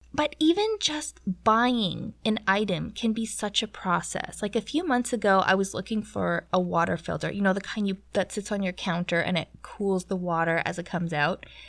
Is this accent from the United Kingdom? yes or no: no; Canada; moved away; as a Canadian